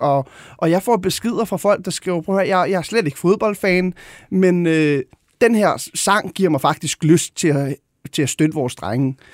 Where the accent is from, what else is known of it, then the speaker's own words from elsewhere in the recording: Gladsaxe, Capital Region of Denmark, Denmark; jeg voksede op ude i Højgladsaxe